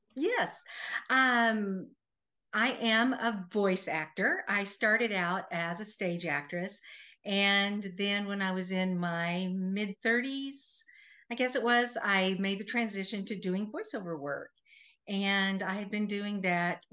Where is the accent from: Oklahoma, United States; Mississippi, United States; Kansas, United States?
Kansas, United States; Manhattan; I am originally from Manhattan, Kansas